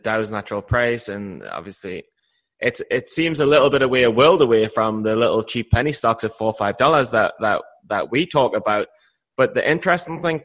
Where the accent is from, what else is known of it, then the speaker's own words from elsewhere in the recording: United Kingdom; as a British guy